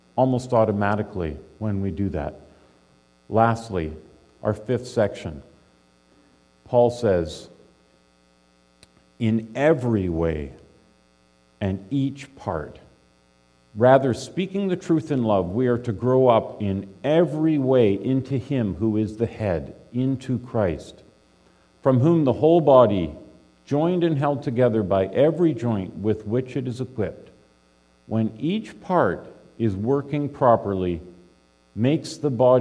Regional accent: British Columbia, Canada; I grew up in British Columbia

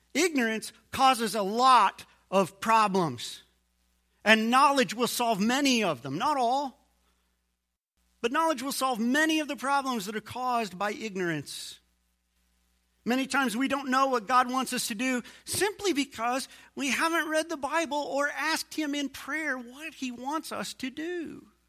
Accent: United States; I'm an American too

